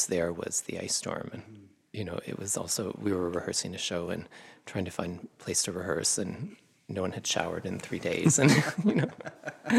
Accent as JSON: {"language": "English", "town": "Kitchener-Waterloo", "region": "Ontario", "country": "Canada", "tie": "born or raised there", "also_born_or_lived": "Cambridge, Ontario / Montreal", "moved": "as an adult", "said": "I grew up in Cambridge and Kitchener-Waterloo"}